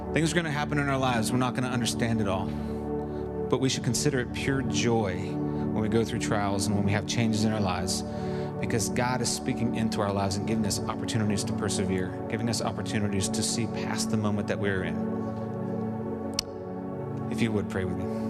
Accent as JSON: {"language": "English", "region": "Kentucky", "country": "United States", "tie": "born or raised there", "said": "when I was real little, I was raised in Kentucky, way back up in the mountains and the hills."}